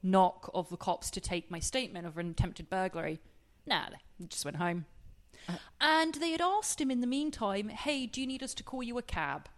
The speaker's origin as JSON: {"language": "English", "region": "England", "country": "United Kingdom", "said": "I'm English"}